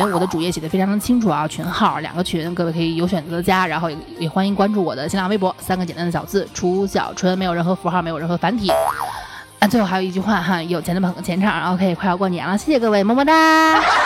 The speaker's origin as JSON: {"language": "Chinese", "region": "Northwest China", "country": "China", "said": "我是西北人"}